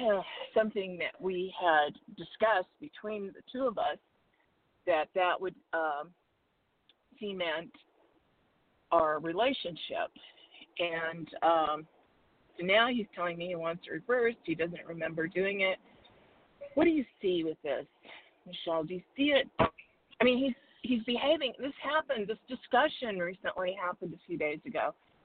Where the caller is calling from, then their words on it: Arizona, United States; in Arizona.